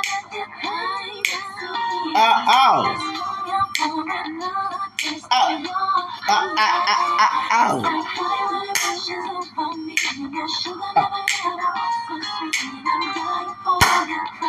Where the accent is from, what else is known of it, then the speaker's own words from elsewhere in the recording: the South, Texas, United States; I'm from the South